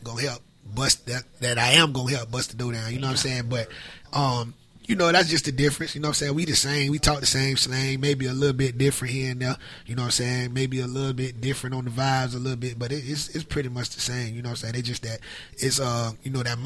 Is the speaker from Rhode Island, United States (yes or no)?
no; Tampa, Florida, United States; Tampa, Florida, born and raised